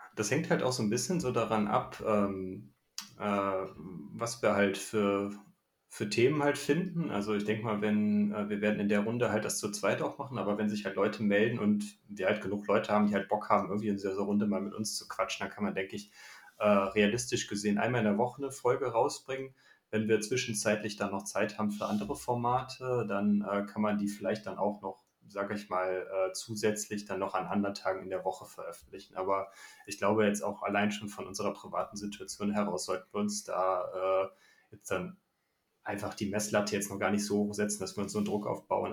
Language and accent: German; Düsseldorf, North Rhine-Westphalia, Germany; ich komme aus Düsseldorf